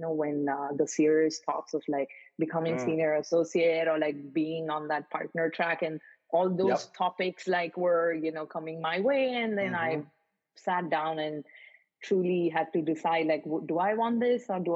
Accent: Mumbai, Maharashtra, India; moved away; also born or lived in Paris; I grew up in Mumbai in India

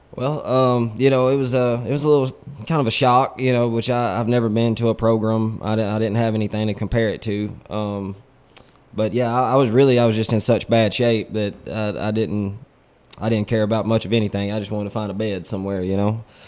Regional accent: Corinth, Mississippi, United States; I'm a local guy. I was raised here in Corinth.

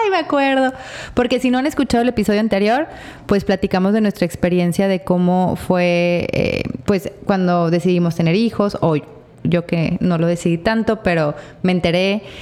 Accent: Torreón, Coahuila, Mexico; moved away; yo soy de Torreón

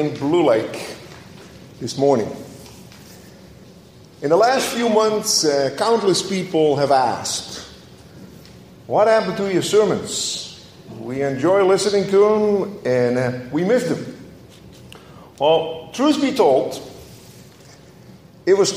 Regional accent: Netherlands; moved away; as a child growing up in Holland

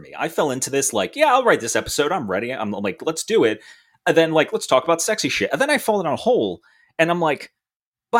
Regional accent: United States; as an American

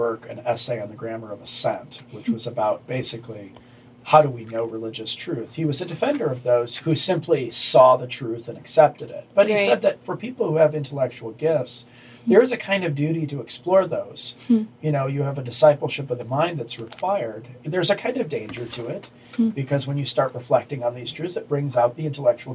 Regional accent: Northern Indiana, United States; I grew up in Northern Indiana

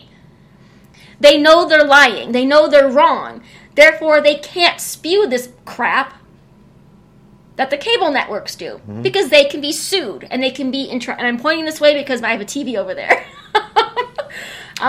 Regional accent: Detroit, Michigan, United States; moved away; I grew up in Detroit. Detroit is on a grid

